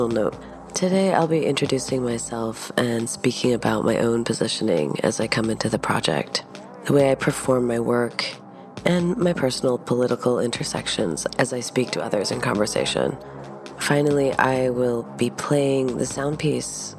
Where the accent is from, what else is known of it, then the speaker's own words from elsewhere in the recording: Virginia, United States; I was born in Virginia in 1979